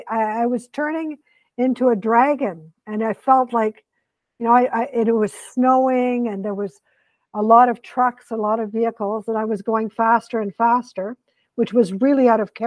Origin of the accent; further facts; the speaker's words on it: Quebec, Canada; I am a Quebecer. I was born in Quebec.